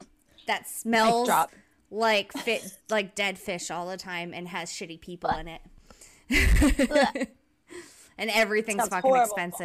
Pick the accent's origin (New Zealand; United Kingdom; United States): United States; Rhode Island; moved away as an adult; I lived there till I was like 21 or whatever. And I happily left as fast as I could.